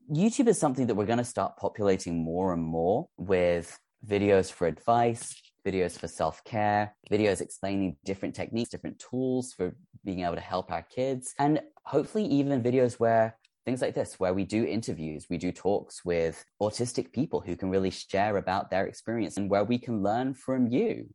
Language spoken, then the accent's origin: English; England, United Kingdom; we call it Z because we are English